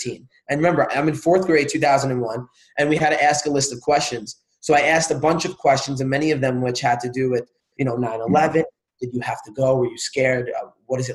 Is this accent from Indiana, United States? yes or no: no; New York, United States; I'm here from New York